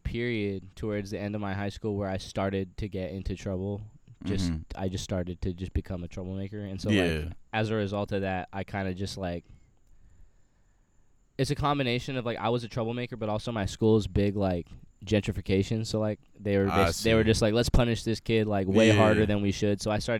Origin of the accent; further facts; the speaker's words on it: Sacramento, California, United States; also born or lived in Bay Area; I was born in the Bay Area and I grew up in like Sacramento, so like Valley.